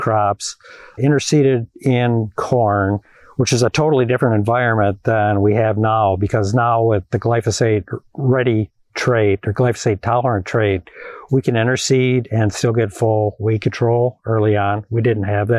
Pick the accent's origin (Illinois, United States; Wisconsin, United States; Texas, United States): Wisconsin, United States; Madison; I am a city boy. I grew up in Madison, Wisconsin